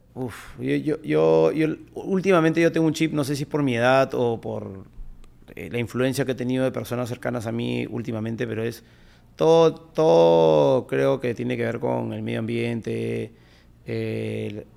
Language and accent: Spanish; Peru; como peruanos creo que sabemos trabajar muy bien